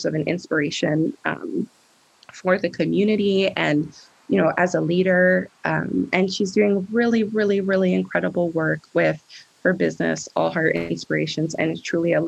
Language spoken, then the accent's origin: English; New Jersey, United States; now in Vermont, United States; So I grew up in New Jersey, and I grew up in a very small suburb